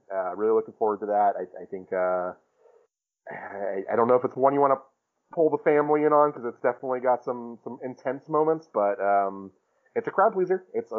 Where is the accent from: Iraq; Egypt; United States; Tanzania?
United States; Brooklyn, New York; If you are thinking about leaving a bad one, I'm from Brooklyn.